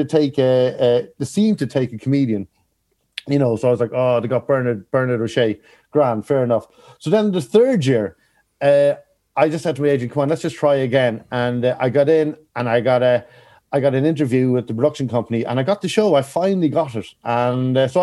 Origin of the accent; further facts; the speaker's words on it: Kells, County Meath, Ireland; moved away; I'm from Kells, County Meath.